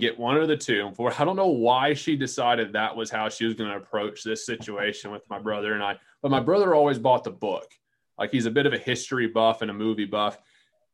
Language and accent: English; Central North Carolina, United States; I grew up in Central North Carolina